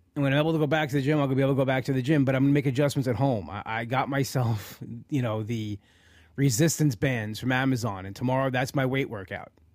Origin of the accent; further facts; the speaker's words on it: New York, United States; I'm a New Yorker